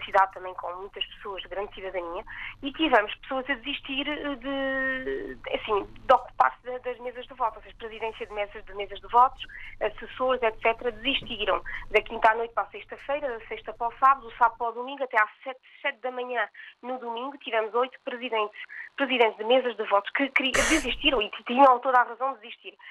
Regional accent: Portugal; also born or lived in Metz, France; now in France; Sou portuguesa, a minha família vive no mundo inteiro

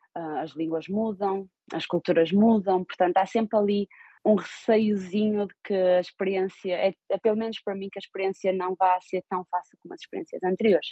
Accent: Portugal; moved away as an adult; also born or lived in Finland / Austria / Switzerland; now in Baltimore, United States; como portuguesa e como europeia

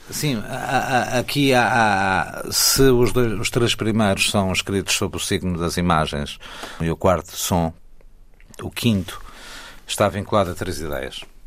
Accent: Góis, Centro, Portugal; quando eu estou no Rio de Góis, que eu chamo a minha terra, embora lá não tenha nascido, mas é a minha terra, Góis

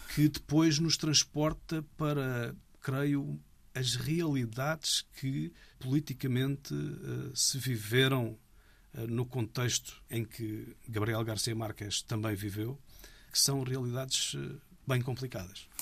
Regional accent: Algarve, Portugal; moved away; Sou algarvio, de Gema. Adoro o Algarve. É onde me sinto em casa

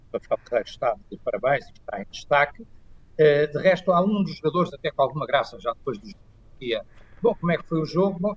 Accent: Portugal

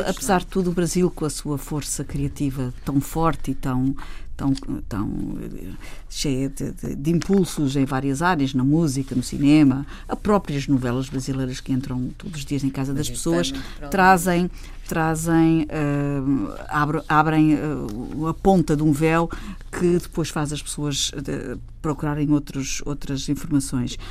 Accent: Lubango, Huíla, Angola; moved away; quando eu nasci eh, lá na maternidade em Sada Bandeira

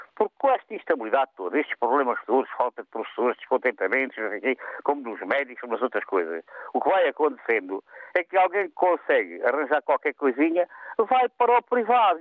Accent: Portugal; nós, os portugueses

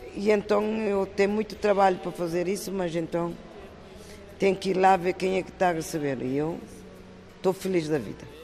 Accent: Cape Verde; moved away as an adult; now in Terceira, Portugal; Faço sempre pratos da minha terra

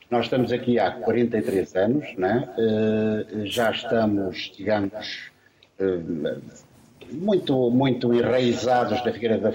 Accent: Nova Lisboa, Huambo, Angola; nós viemos de Nova Lisboa, perto da Imanha.

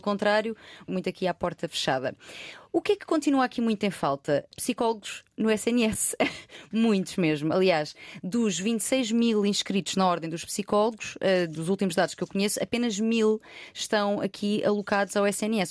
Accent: Loulé, Algarve, Portugal; eu sou de uma, de uma, cidade pequena, não sou de Lisboa

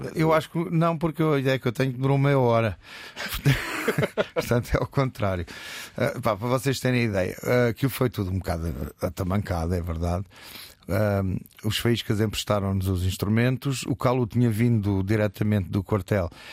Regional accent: Almada, Setúbal, Portugal; also born or lived in Alentejo; que era um, um, um puto da Almada

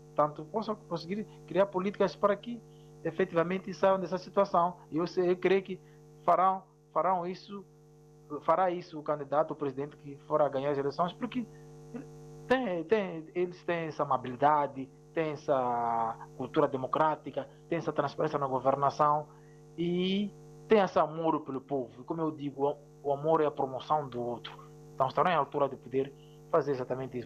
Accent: Mozambique; em relação ao meu país, Moçambique

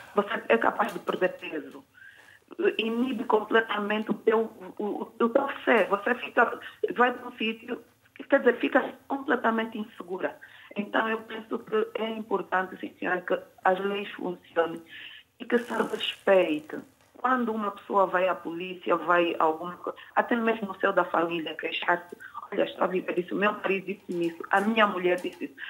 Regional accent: Angola; moved away; eu sou angolana

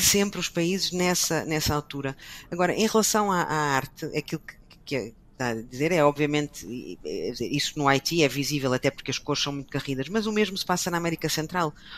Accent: Portugal; moved away as an adult; also born or lived in Brussels; Eu não saí de Portugal

